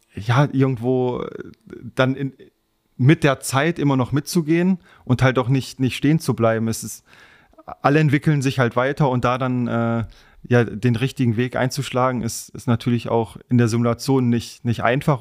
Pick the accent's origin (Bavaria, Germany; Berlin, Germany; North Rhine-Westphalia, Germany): North Rhine-Westphalia, Germany; Wegberg; also born or lived in Essen; now in Fichtenberg, Germany; Ich bin in Essen geboren, komme ursprünglich aus Heinsberg, Wegberg, so die Ecke, aber wohne jetzt seit ein paar Jahren in Fichtenberg